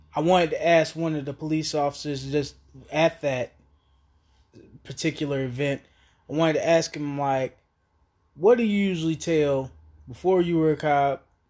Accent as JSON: {"language": "English", "town": "Asheville", "region": "North Carolina", "country": "United States", "tie": "born or raised there", "also_born_or_lived": "Raleigh, North Carolina", "said": "I was born and raised in Asheville, North Carolina"}